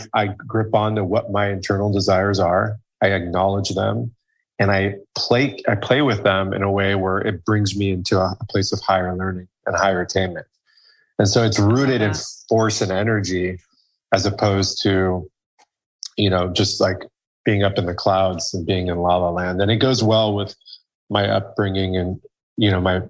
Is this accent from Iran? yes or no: yes; Iran; Iran, my home country